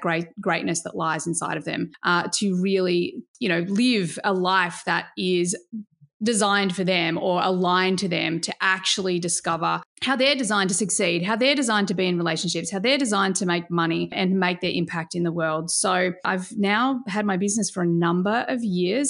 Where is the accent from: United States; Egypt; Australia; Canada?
Australia; as an Aussie